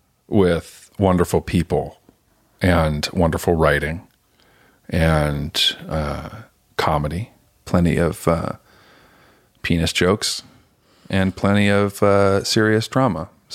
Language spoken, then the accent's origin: English; Sacramento, California, United States; also born or lived in Los Angeles / Chicago; I was born in Sacramento.